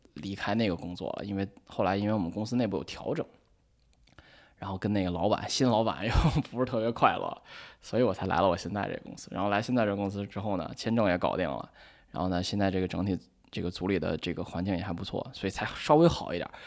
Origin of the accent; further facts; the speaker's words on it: China; moved away as an adult; also born or lived in Chicago, United States; now in New York, United States; 我这个人本身呢，因为又是从小在国内长大